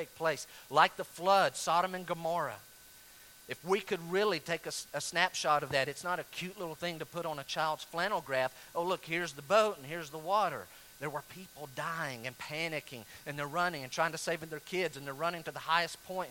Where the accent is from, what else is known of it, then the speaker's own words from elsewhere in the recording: North Carolina, United States; where I grew up in North Carolina